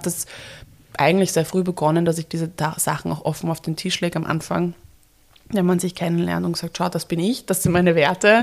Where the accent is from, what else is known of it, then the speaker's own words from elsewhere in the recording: Vienna, Austria; Wien ist meine Heimat